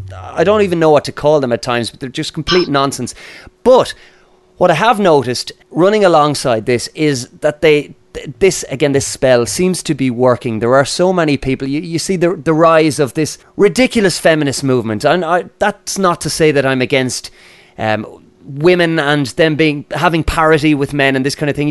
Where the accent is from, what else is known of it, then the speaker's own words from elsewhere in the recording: Ireland; we're both Irish and we're speaking from Ireland at the moment